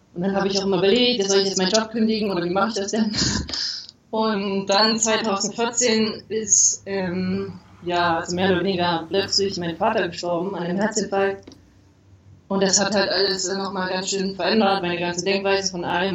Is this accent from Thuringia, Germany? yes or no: yes; Thuringia, Germany; moved away as an adult; also born or lived in Leipzig / Jena / Hamburg; now in Querétaro, Mexico; Also geboren bin ich in Leipzig und aber aufgewachsen in Thüringen